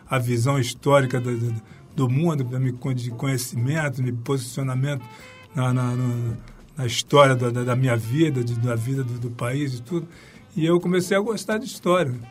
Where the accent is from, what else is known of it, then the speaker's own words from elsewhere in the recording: Santos, São Paulo, Brazil; also born or lived in Rio de Janeiro; Eu sou nascido lá, nascido em Santos e fico acostumado na praia, né?